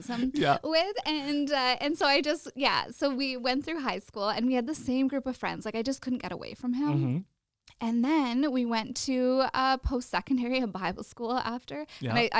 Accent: Regina, Saskatchewan, Canada; I was born and raised in Regina

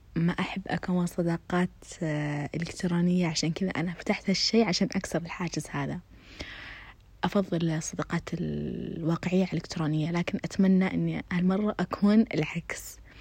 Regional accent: Khobar, Eastern Province, Saudi Arabia; ساكنة في الخبر، آه، من مواليد الخبر، من تربات الخبر

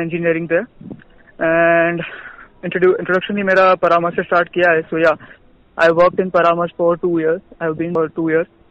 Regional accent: Ahmedabad, Gujarat, India; moved away as an adult; also born or lived in Vadodara; मैं अहमदाबाद से हूँ

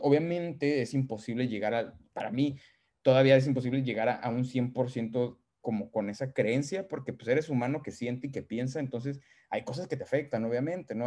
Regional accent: San Luis Potosí, Mexico; moved away as an adult; yo como mexicano de San Luis Potosí

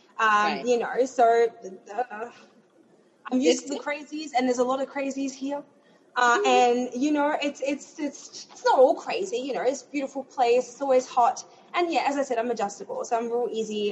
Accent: Melbourne, Victoria, Australia; moved away as an adult; now in Orlando, United States; I am from Melbourne, Australia. I was born and bred.

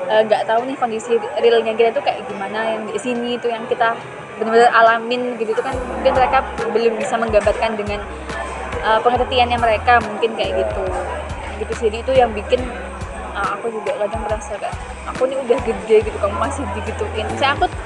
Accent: Malang, East Java, Indonesia; Ya, aku asli Malang. Nah, aku dari kecil itu emang punya cita-cita, aku tuh pengen kuliah di luar kota.

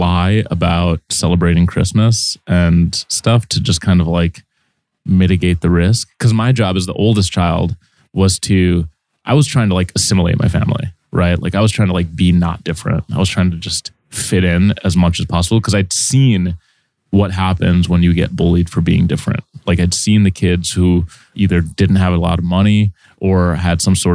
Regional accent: Saint Paul, Minnesota, United States; moved away as an adult; now in New York, United States; I grew up in a fairly diverse place, which was St. Paul, Minnesota.

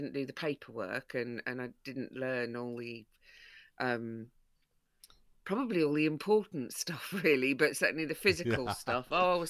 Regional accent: Broxtowe, East Midlands, United Kingdom; that's part of why I became patron of Broxtowe Women's Project, is because it's my hometown where I grew up.

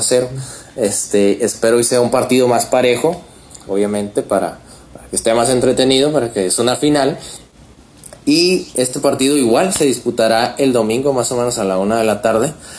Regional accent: Mexico; Como mexicano

